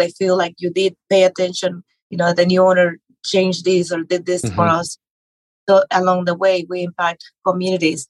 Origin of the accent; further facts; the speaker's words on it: Mexico; English is a second language; moved away as an adult; now in United States; I grew up in Mexico. I was born and raised there.